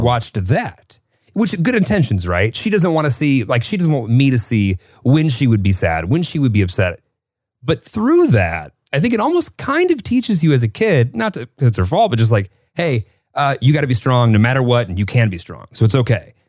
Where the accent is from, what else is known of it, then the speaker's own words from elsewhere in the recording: Northern Illinois, United States; moved away as an adult; also born or lived in Kentucky; I grew up in Northern Illinois and I went to school in Kentucky